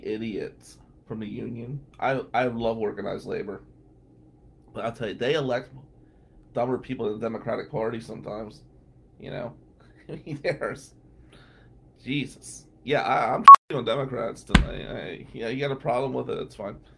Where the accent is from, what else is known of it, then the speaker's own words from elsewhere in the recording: Atlantic City, New Jersey, United States; moved away; growing up in Atlantic City